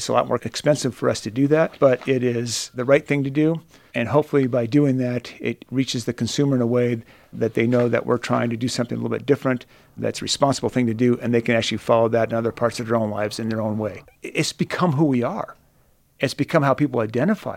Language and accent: English; Boulder, Colorado, United States; also born or lived in Kremmling, Colorado; I was born in Boulder. As a kid, I've always enjoyed the Colorado River, fishing, recreating, floating. But 25 years ago, I moved just south of Kremling